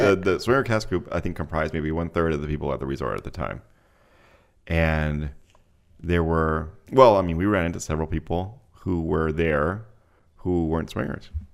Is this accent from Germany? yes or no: no; Mexico City, Mexico; moved away; I grew up in Mexico City